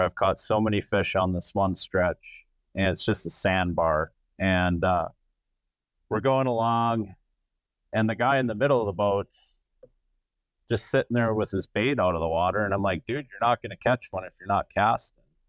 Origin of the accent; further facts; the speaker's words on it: Wisconsin River, United States; I grew up on the Wisconsin River